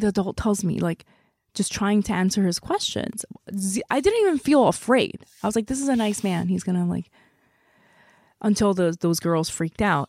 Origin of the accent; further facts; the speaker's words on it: South Korea; moved away; I grew up in Korea